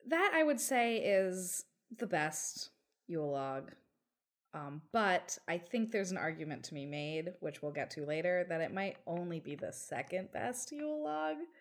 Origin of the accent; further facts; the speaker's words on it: New York City, New York, United States; as a New Yorker